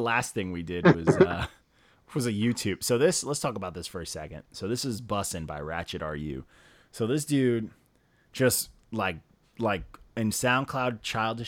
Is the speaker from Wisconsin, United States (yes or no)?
no; Elmont, New York, United States; also born or lived in Queens, New York; I'm from Long Island. I grew up in Elmont and Queens